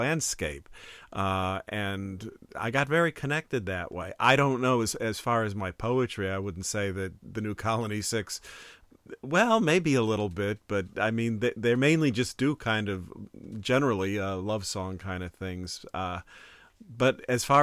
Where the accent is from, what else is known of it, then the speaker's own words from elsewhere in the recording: Chicago suburbs, Illinois, United States; I didn't live in Chicago, but Chicago suburbs